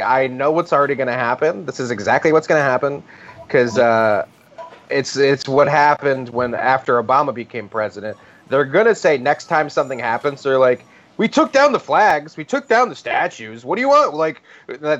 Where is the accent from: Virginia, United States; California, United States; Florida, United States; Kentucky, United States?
Virginia, United States; now in New York, United States; I grew up in Virginia, where we were taught the Civil War more than anything